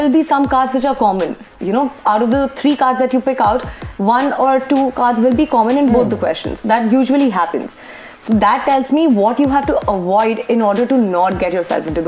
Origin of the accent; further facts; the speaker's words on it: Kolkata, West Bengal, India; moved away as an adult; also born or lived in Bangalore; I was born and brought up in Calcutta itself